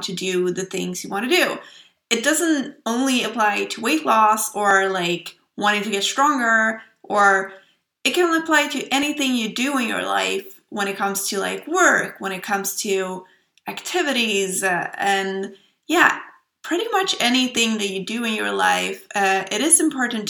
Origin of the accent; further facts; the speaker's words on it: Sweden; accent: Swedish; English is a second language; I hope you will enjoy my lovely Swedish accent